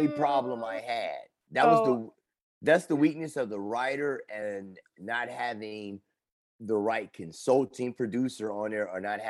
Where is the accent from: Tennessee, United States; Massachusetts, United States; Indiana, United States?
Indiana, United States; Gary; I'm from Gary.